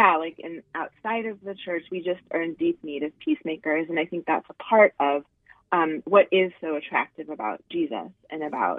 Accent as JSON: {"language": "English", "town": "Louisville", "region": "Kentucky", "country": "United States", "said": "Okay, I am originally from Louisville, Kentucky."}